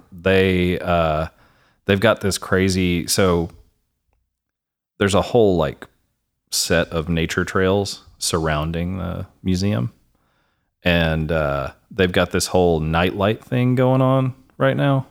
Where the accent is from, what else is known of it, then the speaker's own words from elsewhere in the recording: Wichita Falls, Texas, United States; moved away as an adult; now in Denton, United States; I grew up in Wichita Falls